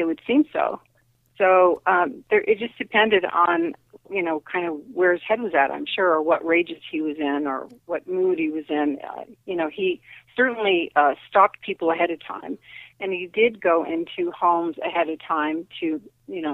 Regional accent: Sacramento, California, United States; I grew up in Sacramento, and I was there during the East Area Rapist attacks

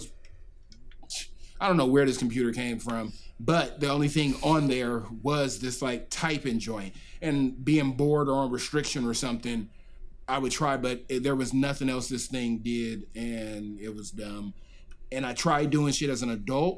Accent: Southern California, United States; I'm from Southern California, so it's warm.

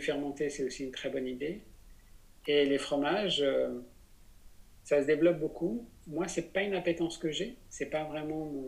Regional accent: Besançon, Bourgogne-Franche-Comté, France; Je suis né à Besançon

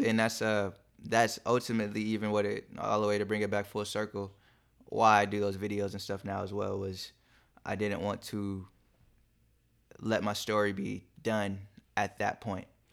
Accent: Long Beach, California, United States; also born or lived in Compton / Inglewood; I grew up in Compton and Long Beach, so, uh, and E, uh, Inglewood too

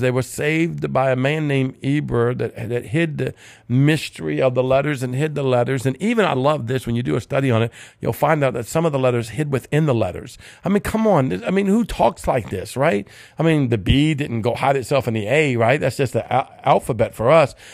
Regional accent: Cajun, Louisiana, United States; I'm Cajun

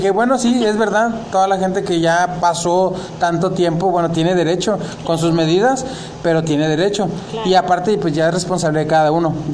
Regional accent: Mexico; como buen mexicano

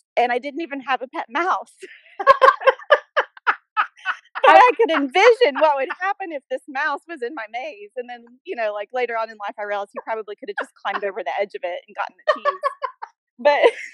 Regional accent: Birmingham, Alabama, United States; I was born in Birmingham, Alabama. I grew up there

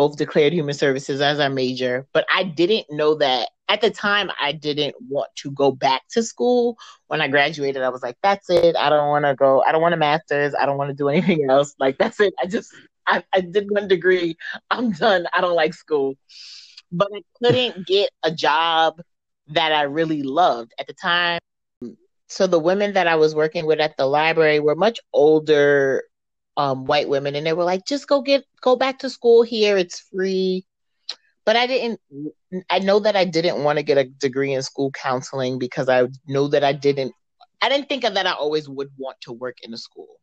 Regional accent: New York City, New York, United States; I'm from the Bronx, born and raised

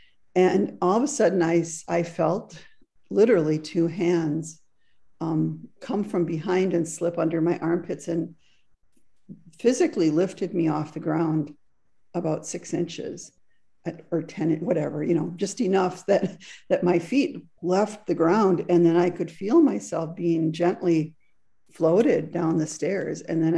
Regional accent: Frankfurt, Hesse, Germany; English is a second language; When I was a little girl growing up in Frankfurt, Germany, which is where I was born, there was a park adjacent to our home.

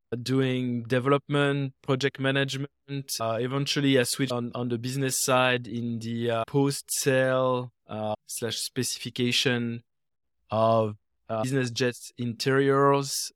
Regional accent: France; moved away as an adult; now in United States; in France, where I was born and raised. And I came to the US uh, more than 20 years ago

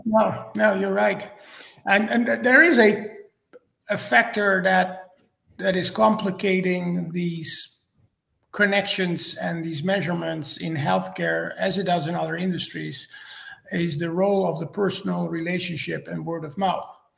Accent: Netherlands; moved away as an adult; also born or lived in Cincinnati, United States / Atlanta, Georgia, United States; now in Georgia, United States; I'm originally from the Netherlands. That explains my uh, my name and my accent

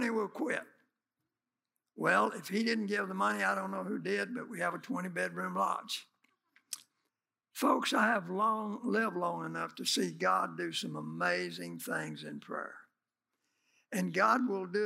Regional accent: United States; we're from America

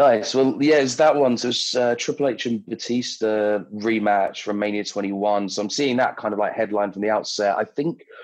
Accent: London, United Kingdom; I'm from London, always have been

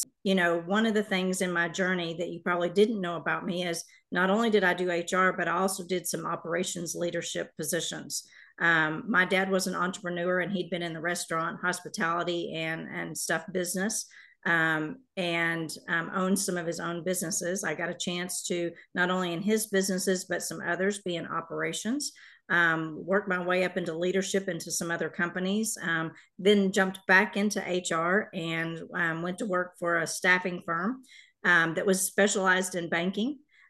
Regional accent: Carrollton, Texas, United States; So I grew up in the Carrollton area here in the Metroplex.

